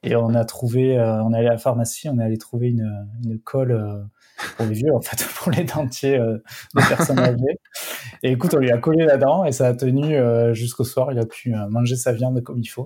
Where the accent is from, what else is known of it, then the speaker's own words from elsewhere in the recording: Perpignan, Occitania, France; Perpignan, c'est pas Marseille non plus, mais c'est vrai qu'on est pas mal quand même